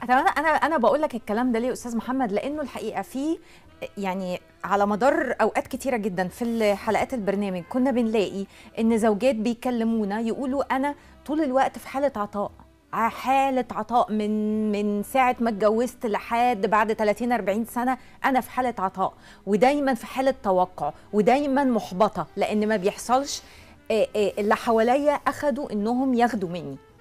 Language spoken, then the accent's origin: Arabic; Egypt; احنا مثلا كمصريين